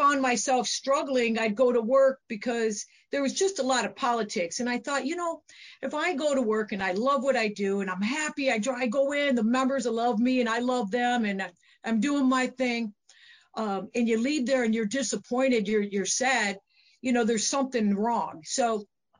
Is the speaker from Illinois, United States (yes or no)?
yes; Aurora, Illinois, United States; also born or lived in Oswego, Illinois; I'm from Aurora, Illinois, originally, and my club is in Oswego